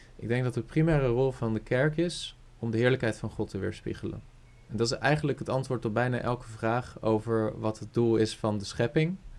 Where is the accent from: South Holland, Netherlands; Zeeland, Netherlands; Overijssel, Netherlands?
South Holland, Netherlands; Rotterdam; ik ben opgegroeid in, in een uh, eh, vol evangelische kerk in Rotterdam. Rotterdam-Zuid